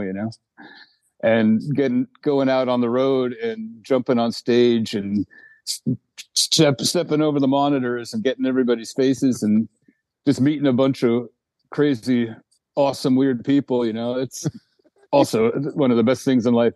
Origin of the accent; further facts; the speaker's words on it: Eureka, California, United States; also born or lived in New Jersey; now in Sweden; I grew up actually in Northern California